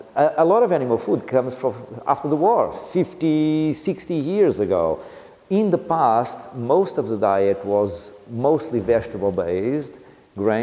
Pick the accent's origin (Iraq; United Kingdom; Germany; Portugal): Portugal; Leiria, Centro; I'm from Leiria near Coimbra